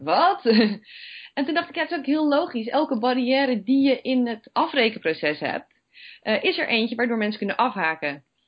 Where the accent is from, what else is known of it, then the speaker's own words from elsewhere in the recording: Netherlands; we zijn toch Nederlanders